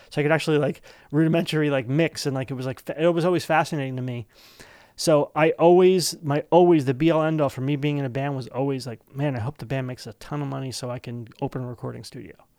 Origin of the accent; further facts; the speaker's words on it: East Brunswick, New Jersey, United States; we're both from East Brunswick